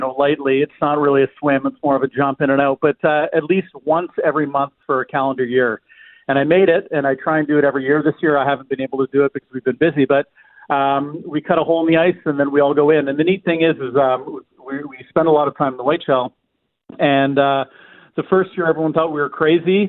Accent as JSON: {"language": "English", "region": "Alberta", "country": "Canada", "tie": "born or raised there", "moved": "yes", "lives_now": "Manitoba, Canada", "said": "I grew up in Alberta"}